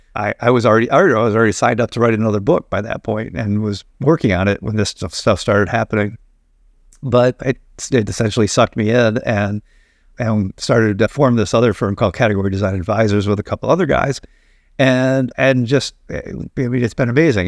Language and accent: English; Binghamton, New York, United States; I grew up in Binghamton, New York